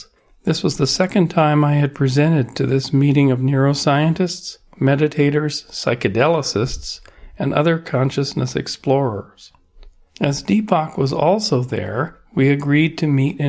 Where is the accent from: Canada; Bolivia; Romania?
Canada; moved away as an adult; now in United States; I'm Canadian